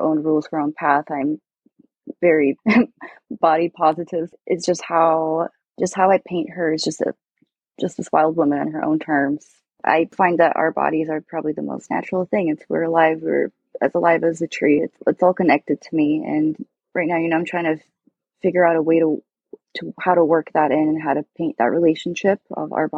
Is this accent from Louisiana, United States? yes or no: no; Alaska, United States; now in Seattle, United States; growing up in Alaska, it was so beautiful in the wilderness there.